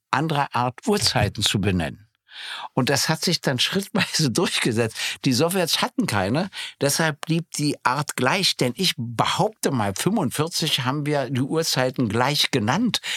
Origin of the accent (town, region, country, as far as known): East Germany, Germany